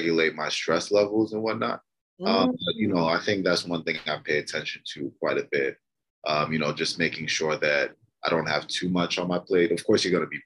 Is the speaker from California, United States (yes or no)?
no; Maryland, United States; also born or lived in Detroit, Michigan; I was born in Detroit, but I was actually raised in Maryland